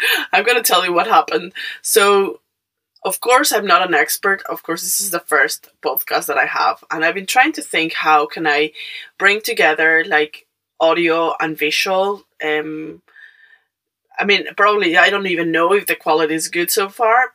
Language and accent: English; Mexico; English is a second language; moved away; I'm Mexican